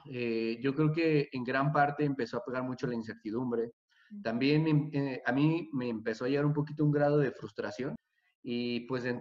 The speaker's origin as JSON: {"language": "Spanish", "country": "Mexico", "said": "Yo realmente soy de México, pero, pero ya, nos, venimos a vivir."}